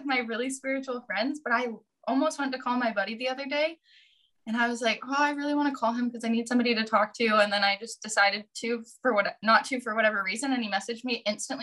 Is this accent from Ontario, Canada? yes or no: no; Vancouver Island, British Columbia, Canada; also born or lived in Victoria; I decided to move back to my hometown